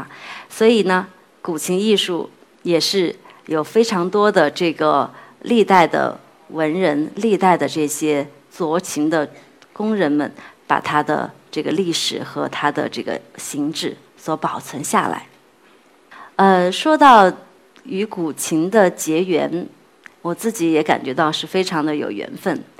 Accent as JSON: {"language": "Chinese", "country": "China", "said": "去跟世界各地的朋友去分享我们的中国文化、"}